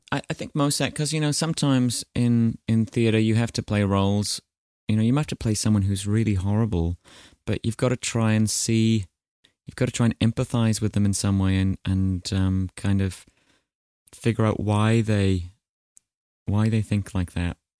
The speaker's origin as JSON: {"language": "English", "country": "New Zealand"}